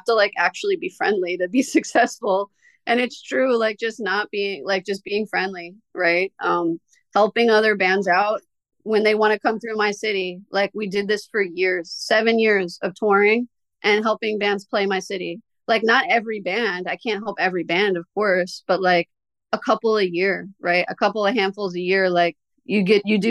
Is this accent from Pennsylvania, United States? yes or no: yes; Lancaster, Pennsylvania, United States; We're from Lancaster.